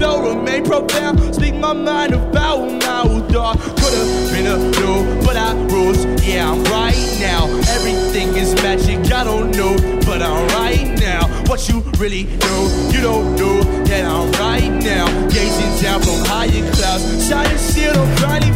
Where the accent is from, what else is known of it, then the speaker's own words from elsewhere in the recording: Milwaukee, Wisconsin, United States; I am from Milwaukee, Wisconsin.